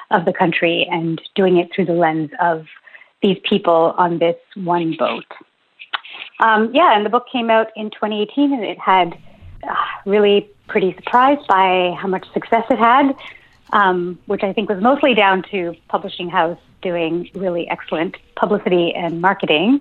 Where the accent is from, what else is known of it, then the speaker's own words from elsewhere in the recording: Ontario, Canada; moved away as an adult; now in St. John's, Canada; I live in St. John's. I grew up in Ontario